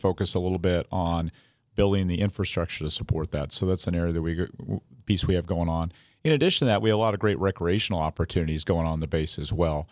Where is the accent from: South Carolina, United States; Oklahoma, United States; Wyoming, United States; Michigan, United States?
Wyoming, United States; moved away as an adult; I grew up in Wyoming.